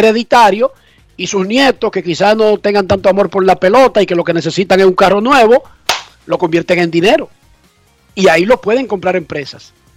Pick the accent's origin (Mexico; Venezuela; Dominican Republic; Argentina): Dominican Republic; Buenos Aires de Herrera, Distrito Nacional; yo soy un tonto de Buenos Aires de Herrera